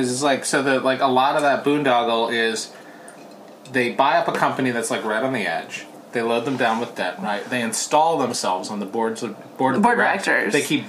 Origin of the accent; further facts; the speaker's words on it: New Jersey, United States; also born or lived in Portland, Oregon / New York City; now in Los Angeles, United States; I mean, I grew up in New Jersey